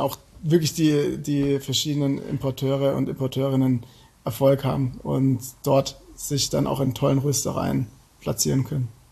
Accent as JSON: {"language": "German", "country": "Germany", "said": "als Deutscher"}